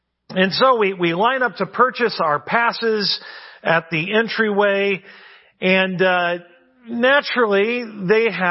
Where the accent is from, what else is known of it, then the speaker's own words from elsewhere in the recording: California, United States; moved away as an adult; also born or lived in New York City; my home state of California, where I now live